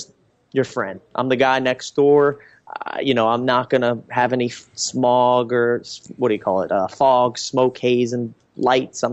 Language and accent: English; Reading, Pennsylvania, United States; also born or lived in Los Angeles / Southwest Florida; now in Florida, United States; I grew up in Reading, Pennsylvania.